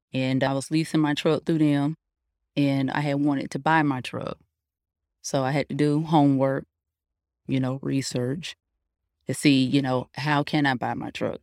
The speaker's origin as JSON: {"language": "English", "town": "Fayetteville", "region": "North Carolina", "country": "United States", "said": "I'm from Fayetteville, North Carolina."}